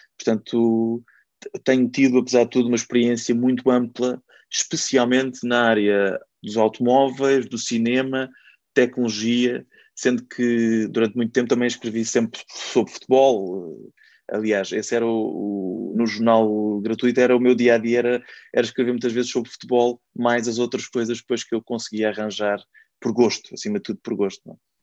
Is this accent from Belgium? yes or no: no; Caldas da Rainha, Centro, Portugal; eu sou das Caldas da Rainha, cheguei a fazer um programa local ainda com 17 e 18 anos